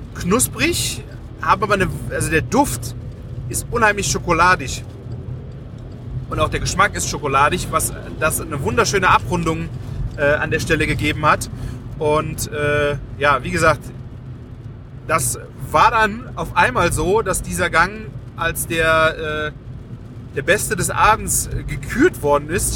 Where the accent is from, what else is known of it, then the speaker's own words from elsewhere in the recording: Rhineland, Germany; Bei uns im Rheinland feiert man Karneval.